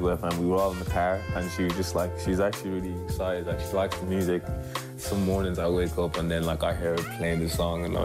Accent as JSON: {"language": "English", "town": "Dublin", "region": "Leinster", "country": "Ireland", "said": "I'm from Dublin"}